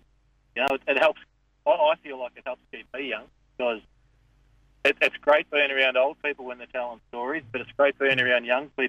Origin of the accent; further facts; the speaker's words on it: the Mallee, near Birchip, Victoria, Australia; when I was growing up, I actually grew up at a town called Nullarbor, which... about 20 miles from Birchip.